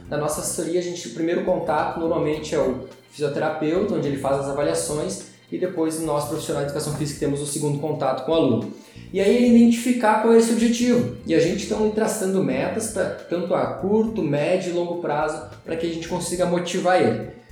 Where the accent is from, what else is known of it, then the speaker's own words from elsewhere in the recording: Gaúcho, Rio Grande do Sul, Brazil; nós somos gaúchos